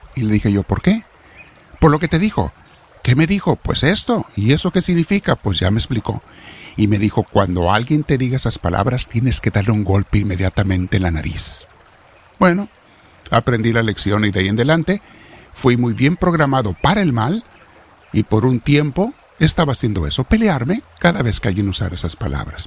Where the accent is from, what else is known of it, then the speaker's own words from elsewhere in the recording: Mexico; Los que somos mexicanos